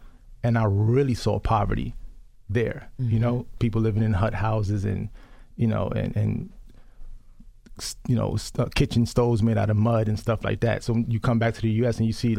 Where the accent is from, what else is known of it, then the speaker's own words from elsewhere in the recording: New York City, New York, United States; also born or lived in Honduras; I grew up in the South Bronx, tough area.